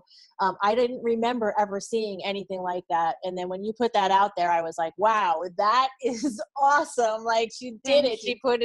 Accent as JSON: {"language": "English", "region": "New York metro area", "country": "United States", "tie": "born or raised there", "said": "I grew up in the New York metro area"}